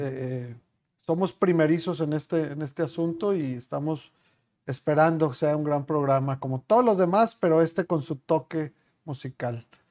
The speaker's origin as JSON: {"language": "Spanish", "region": "Chihuahua", "country": "Mexico", "moved": "yes", "said": "somos de Chihuahua los dos"}